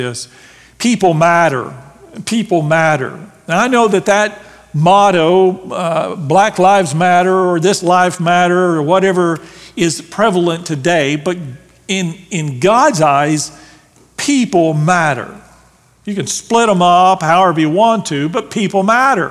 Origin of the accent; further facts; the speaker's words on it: Graham, Texas, United States; We grew up in Graham, which is just an hour and a half northwest of here. Small town, 7,000 or 8,000 in population.